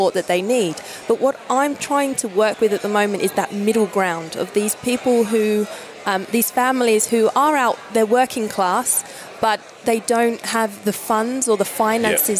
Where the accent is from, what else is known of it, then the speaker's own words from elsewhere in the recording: Essex, East of England, United Kingdom; moved away as an adult; now in Australia; I'm originally from Essex, England, came over to Australia 11 years ago.